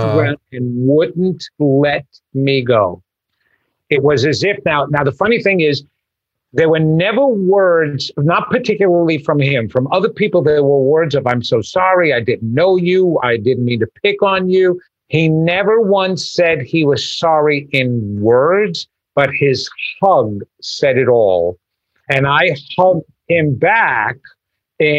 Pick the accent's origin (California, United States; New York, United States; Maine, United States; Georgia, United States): New York, United States; Long Island; I grew up on Long Island in a small town